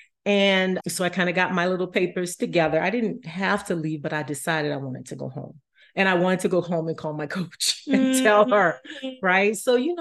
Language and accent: English; New Orleans, Louisiana, United States; moved away; also born or lived in Colorado; I'm originally from New Orleans